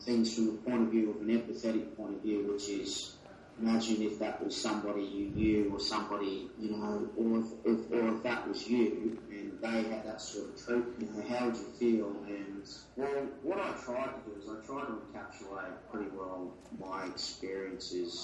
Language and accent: English; Australia; I'm from Australia